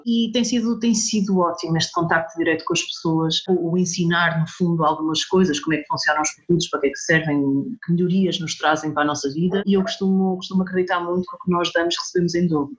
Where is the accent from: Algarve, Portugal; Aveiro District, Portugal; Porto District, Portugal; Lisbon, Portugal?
Lisbon, Portugal; now in northern Portugal; eu nasci em Lisboa, mas meus pais são, são de cá do Norte